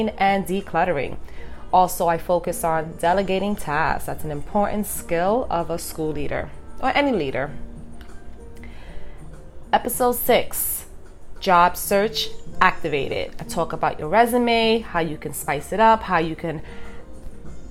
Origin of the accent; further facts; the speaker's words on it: New York City, New York, United States; I'm from New York City. It's a busy, busy, fast-paced city. We have a lot going on.